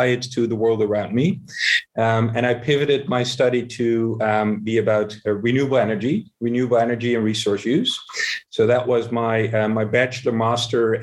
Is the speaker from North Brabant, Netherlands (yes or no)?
no; Amsterdam, North Holland, Netherlands; here in Amsterdam, my hometown